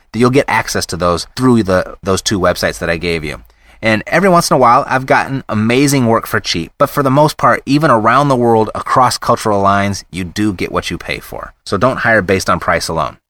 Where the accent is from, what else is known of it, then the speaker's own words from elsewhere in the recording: United States; being an American